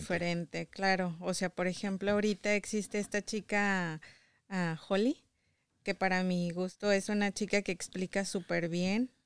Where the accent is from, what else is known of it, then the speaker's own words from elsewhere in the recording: Saltillo, Coahuila, Mexico; moved away as an adult; now in United States; Soy de Saltillo, Coahuila